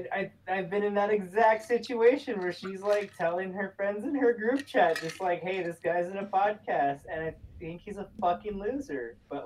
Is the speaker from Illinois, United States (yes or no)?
no; New Mexico, United States; I'm from New Mexico